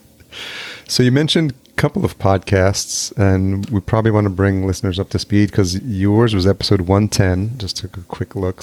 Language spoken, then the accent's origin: English; New York, United States; moved away as an adult; also born or lived in Los Angeles; now in Minneapolis, United States; I grew up in New York